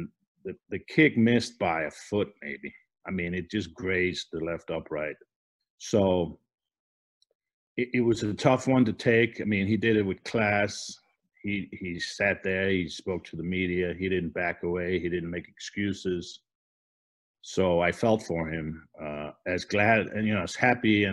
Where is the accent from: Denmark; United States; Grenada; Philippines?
Denmark; moved away; I'm from Denmark. We both probably have accents.